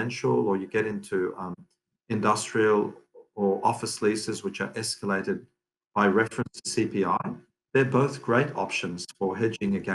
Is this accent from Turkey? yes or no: no; Lebanon; we're Lebanese family. I was born in Lebanon.